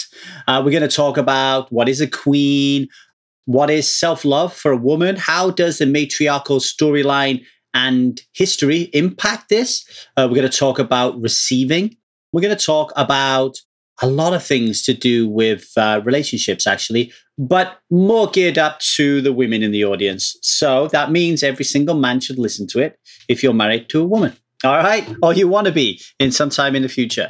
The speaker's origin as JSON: {"language": "English", "country": "United Kingdom", "moved": "as an adult", "lives_now": "Los Angeles, United States", "said": "I am British"}